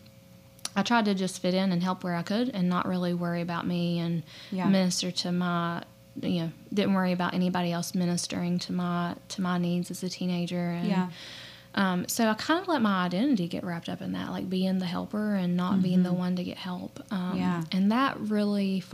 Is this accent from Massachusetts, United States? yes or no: no; Logan County, West Virginia, United States; also born or lived in Lincoln County, West Virginia; I'm from Logan County originally. So we actually met at the church camp in Salt Rock that we grew up